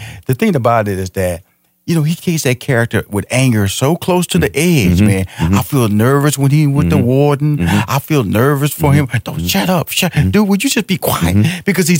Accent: Texas, United States; I'm from Texas, so I can talk like that.

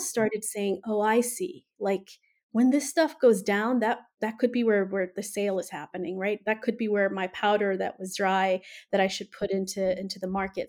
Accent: Ethiopia; now in United States; I'm originally from Ethiopia, right? So I grew up in the, in the throes of a revolution

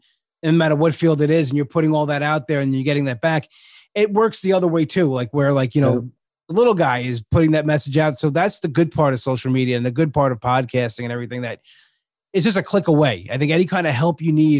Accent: Long Island, New York, United States; I'm from Long Island

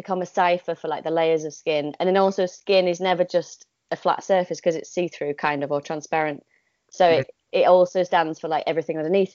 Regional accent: Yorkshire and the Humber, United Kingdom; moved away; also born or lived in Oxford; I was born in Yorkshire, so that is relevant in a way. Partly because I'm quite, I feel like that is important to me to be a northerner.

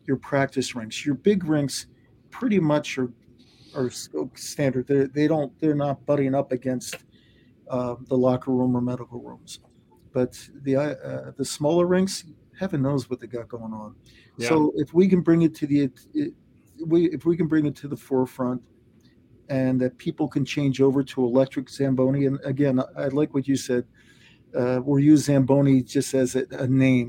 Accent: Delaware County, Pennsylvania, United States; I grew up out in Delaware County

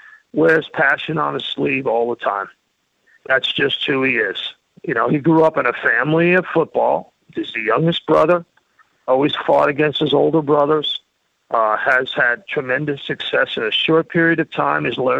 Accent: New York City, New York, United States; moved away as an adult; also born or lived in Philadelphia area; I grew up in Queens and on Long Island. I went to NYU and SUNY schools. I'm a New Yorker. I moved to the Philly area and raised my kids there

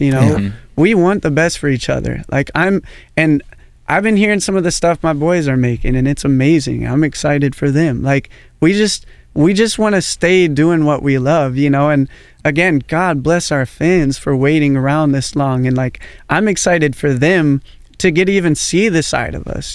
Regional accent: Portland, United States; growing up in Portland

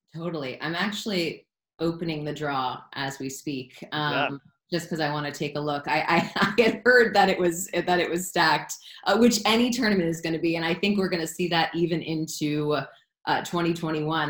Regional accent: South Florida, United States; Growing up in South Florida

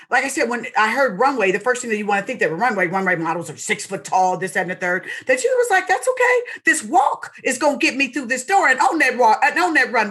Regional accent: Seattle, Washington, United States; I'm from Seattle, Washington.

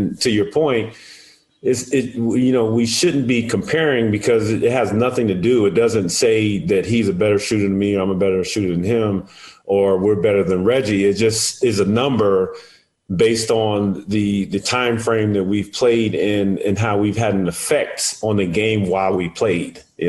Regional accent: Edwards Air Force Base, California, United States; I always give credit to Jeff Lynch at the base that I grew up in Edwards Air Force Base.

